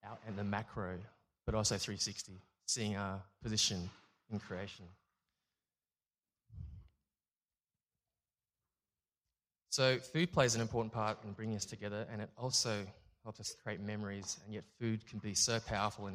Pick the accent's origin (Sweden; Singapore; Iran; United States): Singapore; also born or lived in France / Canberra, Australia; now in Melbourne, Australia; I was born in Singapore from Chinese parents